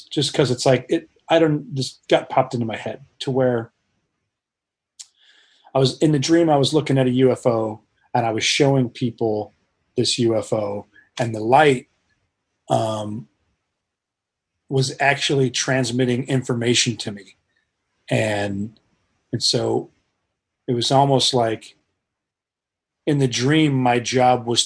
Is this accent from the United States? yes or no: yes; Colorado, United States; moved away; I grew up in Colorado